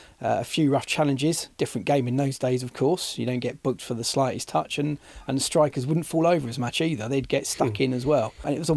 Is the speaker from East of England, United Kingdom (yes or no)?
yes; Watford, East of England, United Kingdom; I was born in Watford